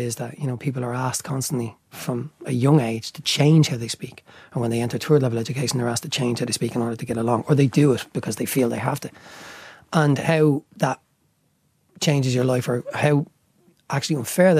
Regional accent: Dublin, Leinster, Ireland; accent: Dublin working class

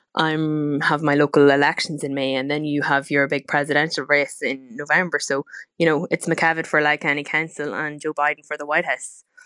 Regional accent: Cooley peninsula, County Louth, Ireland; our family and for our county and the peninsula here in Cooley

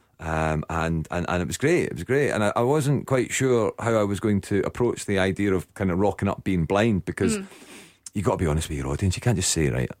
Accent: Glasgow, Scotland, United Kingdom; I'm from Glasgow

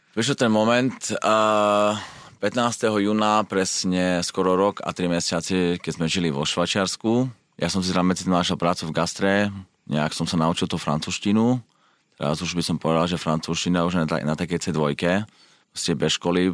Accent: Slovakia; moved away as an adult; also born or lived in England / United States; now in Switzerland; ja som odišiel zo Slovenska, keď som mal 20, 21 rokov

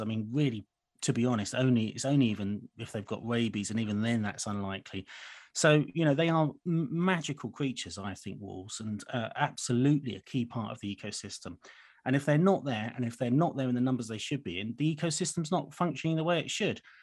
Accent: United Kingdom; as a Brit

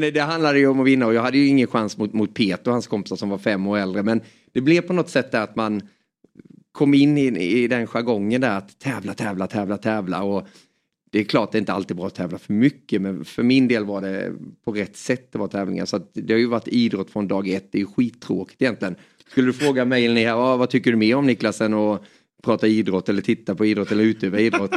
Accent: Småland, Sweden; accent: Småland dialect; also born or lived in Hjärup, Skåne; vi flyttade därifrån när jag var bara några månader och så står att jag är skåning men har ju småländskan

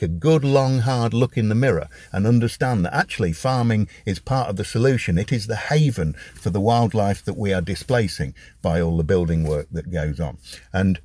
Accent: Sleaford, East Midlands, United Kingdom; also born or lived in Boston, Lincolnshire / Kenilworth, Warwickshire; I was born in Boston, but we moved and we lived and Dad worked in Kenilworth in Warwickshire until I was 9, and we moved back up to Sleaford

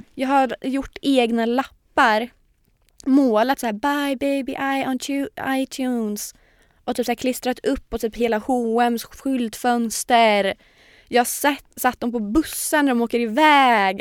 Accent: Linköping, Östergötland, Sweden; moved away as an adult; now in Stockholm, Sweden; jag har ju haft en liten period när jag varit hemma i Linköping

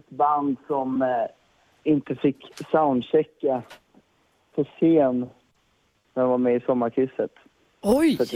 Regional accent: Stockholm, Stockholm County, Sweden; jag är från Stockholm.

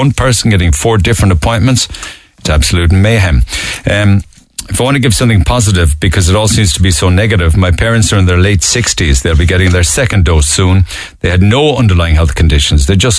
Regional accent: Hungary; now in Ireland; I'm from Hungary originally, in Ireland 17 years.

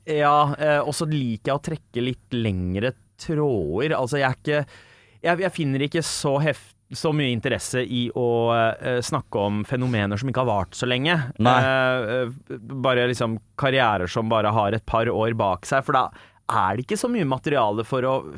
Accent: Oslo, Norway; Jeg vokser opp på sørsida av Oslo.

